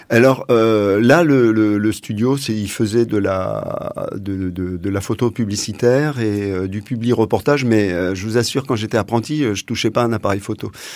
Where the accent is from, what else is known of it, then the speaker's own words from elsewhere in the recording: Essonne, Paris region, Île-de-France, France; moved away as an adult; je suis né en région parisienne, dans l'Essonne, et j'y ai vécu euh, jusqu'à euh, jusqu'à ce que ce, je sois jeune adulte